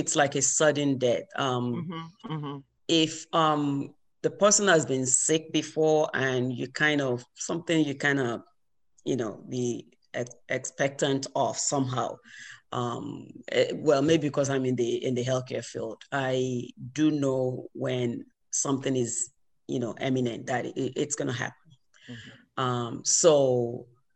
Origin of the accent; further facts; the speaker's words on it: Ibadan, Oyo, Nigeria; now in United States; I'm from Ibadan